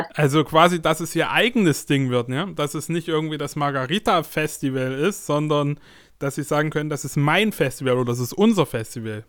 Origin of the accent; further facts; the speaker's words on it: Ukraine; als Ukrainer